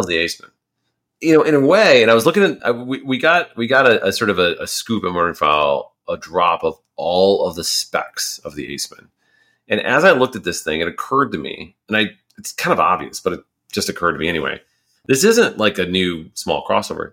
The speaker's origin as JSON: {"language": "English", "country": "United States", "said": "an American"}